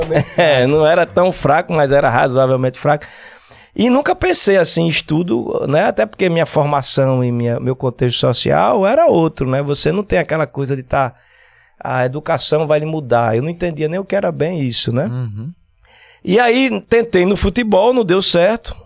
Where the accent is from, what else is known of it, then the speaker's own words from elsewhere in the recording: Recife, Pernambuco, Brazil; Casa Amarela, aqui mesmo, pé do Morro da Conceição